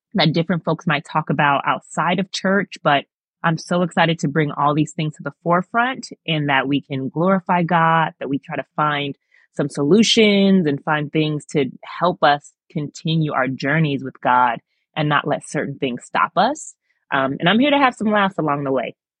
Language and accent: English; Long Beach, California, United States; moved away as an adult; also born or lived in Virginia / Kentucky; now in Rhode Island, United States; growing up in Long Beach and, um, in the nineties